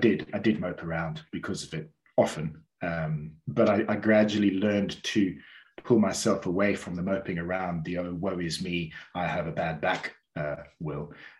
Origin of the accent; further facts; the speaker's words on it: Cape Town, Western Cape, South Africa; born there; So I was born down in Cape Town, beautiful, beautiful part of South Africa, beautiful part of the world.